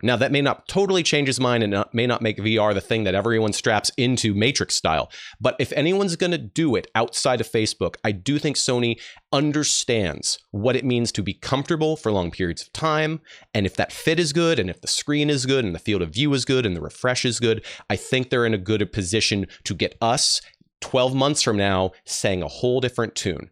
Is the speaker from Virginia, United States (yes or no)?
no; Dallas, Texas, United States; I was raised in Dallas, Texas